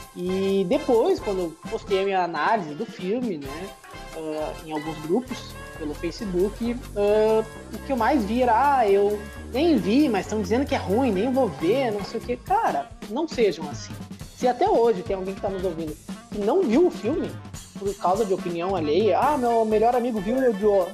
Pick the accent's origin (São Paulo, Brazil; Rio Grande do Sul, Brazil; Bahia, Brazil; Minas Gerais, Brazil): Rio Grande do Sul, Brazil; Porto Alegre; a gente é morador da cidade de Porto Alegre, Rio Grande do Sul. A gente é gaúcho